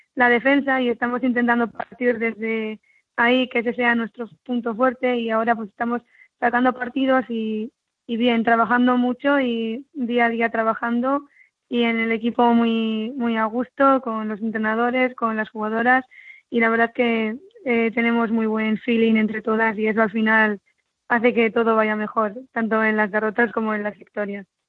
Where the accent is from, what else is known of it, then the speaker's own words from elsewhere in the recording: Arizala, Navarre, Spain; yo soy de, de Arizala, ¿no? Mi padre es de Arizala